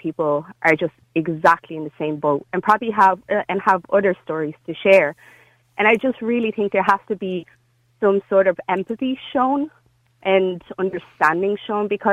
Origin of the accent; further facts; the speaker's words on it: Dublin, Leinster, Ireland; I'm from Dublin. I'm from Dublin